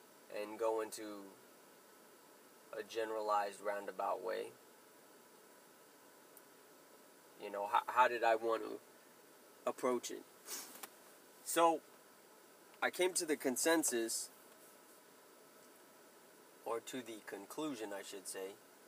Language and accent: English; Clovis, New Mexico, United States; born there; I was born on August 7th, 1980, in Clovis, New Mexico. The great state of New Mexico.